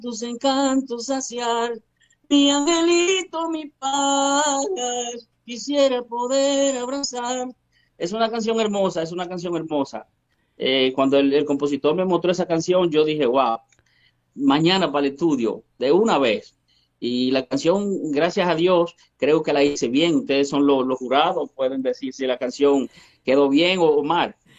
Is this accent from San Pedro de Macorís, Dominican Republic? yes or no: no; Peralta, Azua, Dominican Republic; now in Santo Domingo, Dominican Republic; yo soy de República Dominicana, dominicano 100%, soy de, de un campito muy humilde eh, llamado Peralta, eso pertenece al sur de la República Dominicana